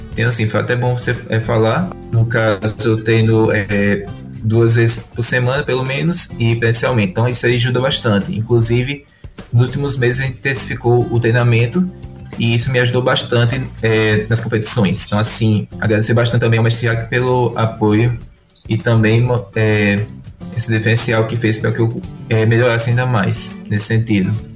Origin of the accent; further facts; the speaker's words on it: Rio Grande do Norte, Brazil; Eu sou nordestino e potiguar de coração.